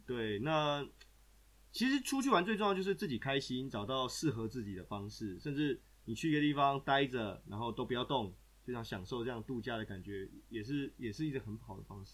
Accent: Taiwan; now in Austria; 对我们台湾人来说

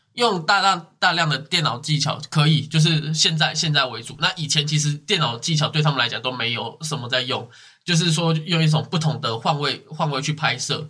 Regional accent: Taiwan; 我们台湾人

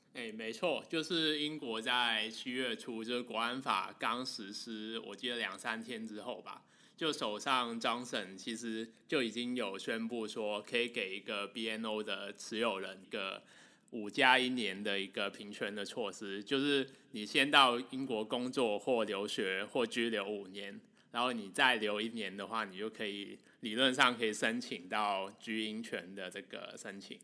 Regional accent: Hong Kong; 我是一个香港人，然后香港是我土生土长、从小到大成长的一个地方

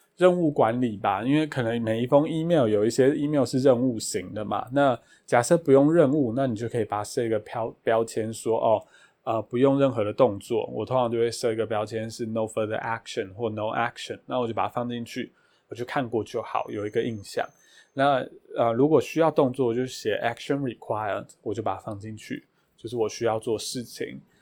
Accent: Taiwan; 我是台湾人

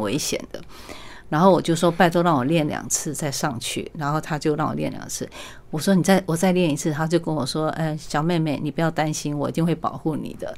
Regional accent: Taiwan; 我是在万，万里出生的，嗯。然后我父母亲他是很， 很朴素的一个小生意人，嗯。所以我们家完全没有这个，呃，艺术的D N A。然后包括我母亲生了八个小孩

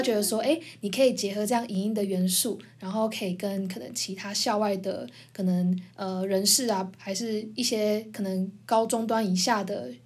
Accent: Taiwan; 你是在台湾就是土生土长

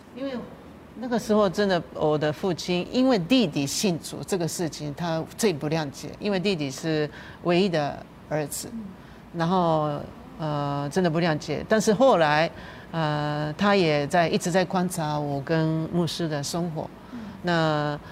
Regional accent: Japan; Chinese is a second language; now in Taiwan; 日本人是一种， 一种亚洲人

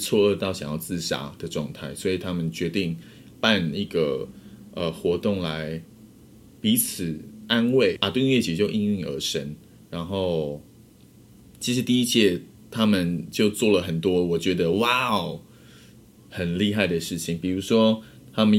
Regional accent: Pingtung County, Taiwan; 回我的故乡，

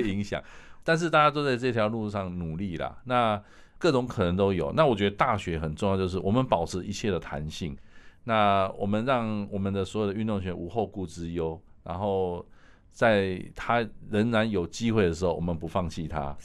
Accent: Taiwan; 我们台湾人来在这部分有很大的潜力

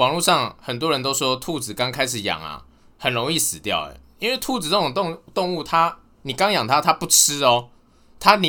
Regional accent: northern Taiwan, Taiwan; 因为我到嘉义念书嘛，中南部的朋友他们好像都对蟑螂免疫，可能看多了。啊，我是北部人

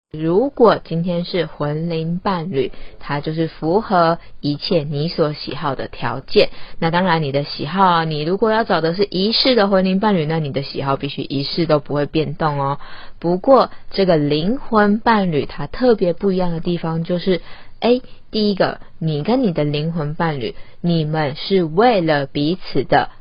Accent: Taiwan; 像我们台湾人，我们讲中文

